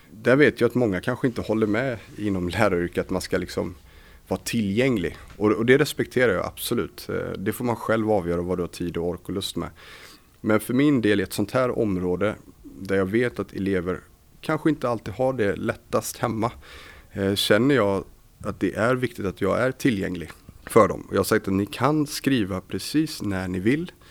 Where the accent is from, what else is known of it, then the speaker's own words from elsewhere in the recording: Varberg, Halland County, Sweden; moved away as an adult; när jag flyttade hit från Varberg 2006 så flyttade jag till studentlägenheten här